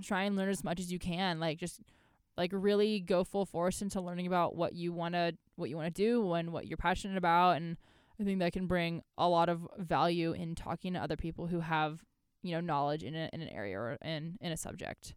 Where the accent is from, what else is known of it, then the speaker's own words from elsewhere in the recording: United States; being an American in Ireland